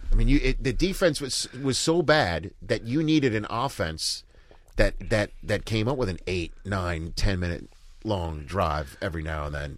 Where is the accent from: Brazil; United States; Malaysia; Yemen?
United States; New York; I'm from New York